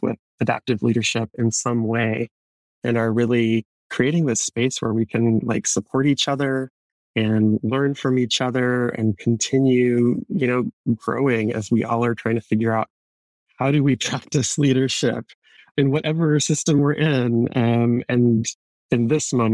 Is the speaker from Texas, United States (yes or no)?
no; North Carolina, United States; I grew up in the American South in North Carolina